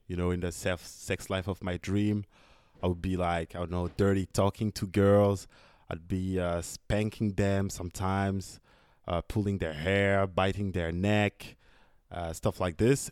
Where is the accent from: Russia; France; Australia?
France; I'm from France